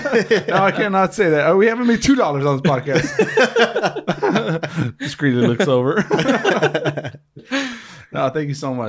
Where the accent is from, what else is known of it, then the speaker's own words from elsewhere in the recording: Inglewood, California, United States; I'm from Inglewood.